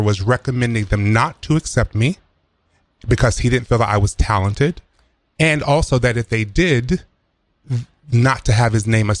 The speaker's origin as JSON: {"language": "English", "region": "South Carolina", "country": "United States", "moved": "yes", "said": "I'm originally from South Carolina"}